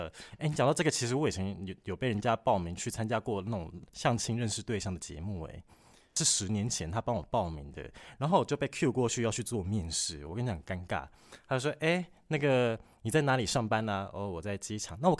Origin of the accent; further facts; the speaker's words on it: Kaohsiung, Taiwan; moved away; 我老家在高雄。